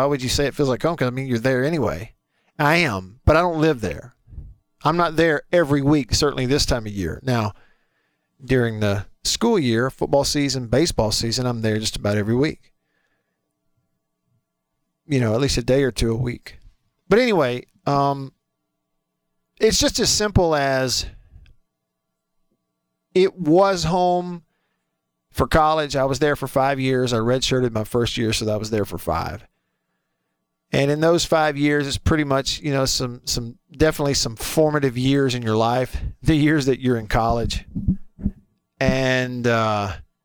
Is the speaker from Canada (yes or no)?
no; Alabama, United States; moved away; also born or lived in Starkville, Mississippi; the same places I grew up in Alabama